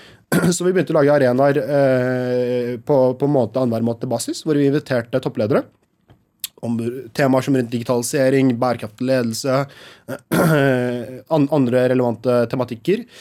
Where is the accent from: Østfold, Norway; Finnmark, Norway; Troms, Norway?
Østfold, Norway; Halden; Jeg er fra Halden, altså.